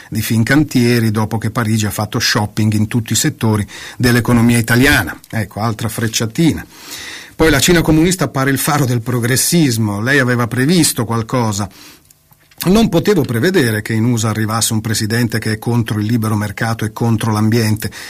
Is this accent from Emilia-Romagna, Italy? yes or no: no; Calabria, Italy; se in Calabria, prendo questa terra perché sono calabrese, vai a 10 metri dalla costa